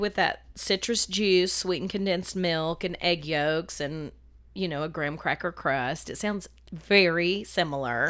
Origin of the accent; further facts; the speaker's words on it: the South, United States; I'm a Southerner